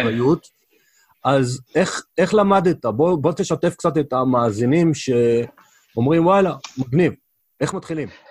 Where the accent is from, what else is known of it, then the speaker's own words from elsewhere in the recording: Israel; גדלנו בארץ, מדברים עברית